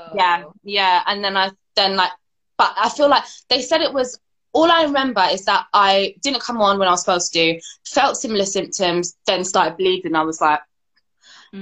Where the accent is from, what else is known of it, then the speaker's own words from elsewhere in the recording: United Kingdom; My mum was born here. Mm-hmm. Um, I was born here